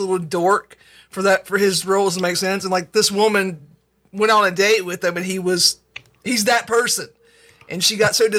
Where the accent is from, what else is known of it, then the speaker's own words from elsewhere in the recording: the American South, United States; As Southerners